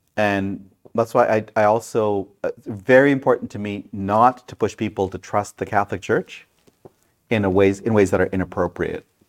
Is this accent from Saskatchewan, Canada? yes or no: no; Brampton, Ontario, Canada; now in Grey County, Canada; When I was a kid growing up in Brampton